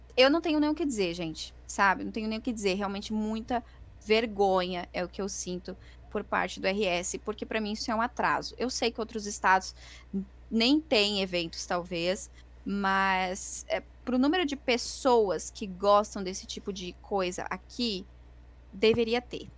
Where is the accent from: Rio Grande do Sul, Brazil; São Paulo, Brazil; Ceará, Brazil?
Rio Grande do Sul, Brazil; eu sou gaúcha